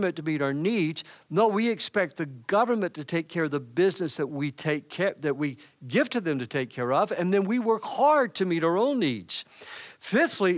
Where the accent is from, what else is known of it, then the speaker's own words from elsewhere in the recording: Macon, Georgia, United States; moved away; I am originally from Macon, Georgia.